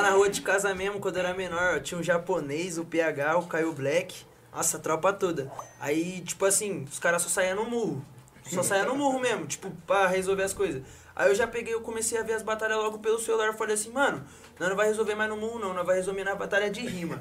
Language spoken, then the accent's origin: Portuguese; Brazil; eu sou do Santa Lúcia